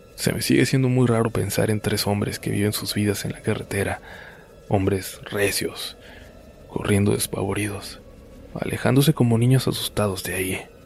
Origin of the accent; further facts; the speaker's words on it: Baja California, Mexico; volvemos a mi tierra, a Baja California